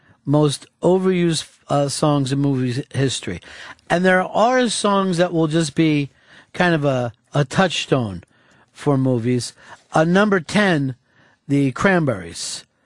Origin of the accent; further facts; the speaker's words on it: New Jersey, United States; Well, you know, I grew up in Jersey and I say it's America.